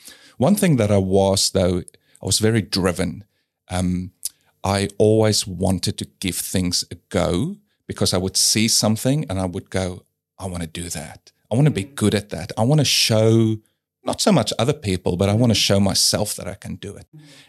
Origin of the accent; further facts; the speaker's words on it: South Africa; And I guess, yeah, growing up in South Africa, I learned how to question things, which I think is good.